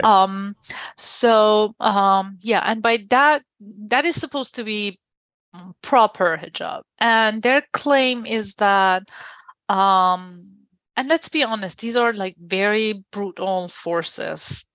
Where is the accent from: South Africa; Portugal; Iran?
Iran; moved away as an adult; now in Washington, D.C., United States; I was born and raised in Iran